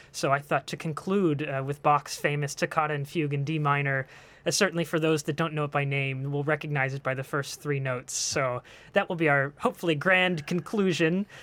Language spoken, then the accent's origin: English; Franklin Park, Pennsylvania, United States; moved away; I'm actually a native of the area. I grew up in Franklin Park